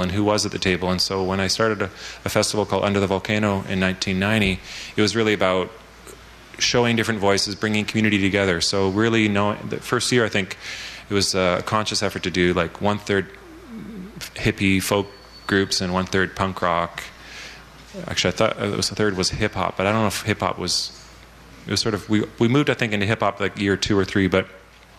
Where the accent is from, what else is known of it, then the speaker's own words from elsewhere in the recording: Vancouver, British Columbia, Canada; this is also my hometown